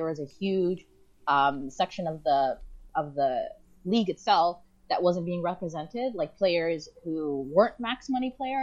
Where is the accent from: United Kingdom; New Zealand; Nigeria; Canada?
Canada; Toronto, Ontario; I grew up in Rexdale